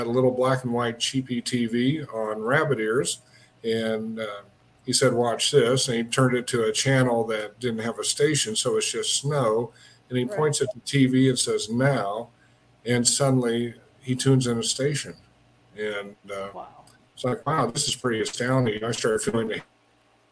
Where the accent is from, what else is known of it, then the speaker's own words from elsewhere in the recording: Wichita, Kansas, United States; moved away as an adult; now in Denver, United States; I grew up in Wichita, and I ended up back in Wichita after working at General Motors for a couple of years.